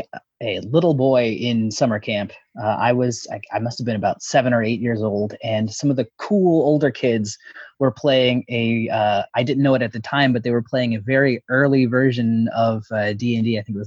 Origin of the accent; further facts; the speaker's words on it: Texas, United States; My pronouns are he, him, and I'm from Texas. Not that you can tell from my voice.